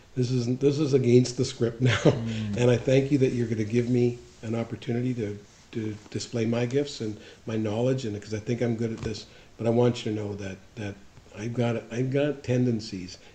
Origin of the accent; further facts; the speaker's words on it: Kamloops, British Columbia, Canada; I grew up in Kamloops